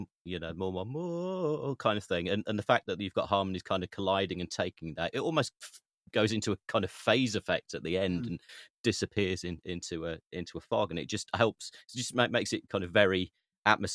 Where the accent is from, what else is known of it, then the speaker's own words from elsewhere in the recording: Derbyshire, East Midlands, United Kingdom; also born or lived in Chesterfield / Sheffield; I was growing up in Derbyshire